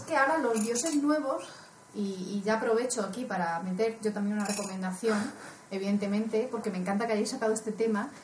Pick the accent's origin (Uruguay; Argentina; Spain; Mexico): Spain; cuando era chica, en mi pueblo, evidentemente, como en todos los mm, pueblos de España, pero a diferencia de que yo no soy andaluza